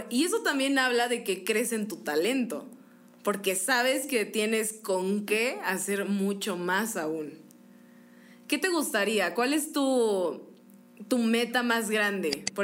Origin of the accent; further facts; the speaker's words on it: Guanajuato, Mexico; moved away as an adult; now in Querétaro, Mexico; no, yo soy de Guanajuato.